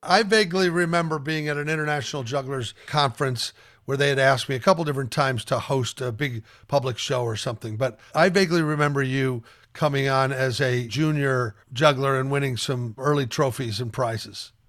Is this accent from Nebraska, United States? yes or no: yes; Omaha, Nebraska, United States; I grew up in Omaha, Nebraska